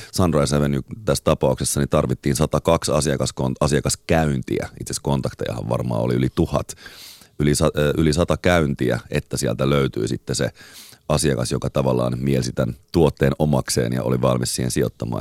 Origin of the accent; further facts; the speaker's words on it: Espoo, Uusimaa, Finland; mä muistan pienenä Tuokkosessa, asuttiin Espoossa